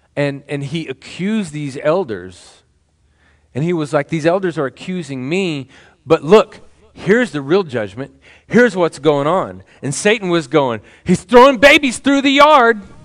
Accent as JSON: {"language": "English", "town": "Temple", "region": "Texas", "country": "United States", "tie": "born or raised there", "moved": "yes", "said": "when I was a child, I was growing up in Temple"}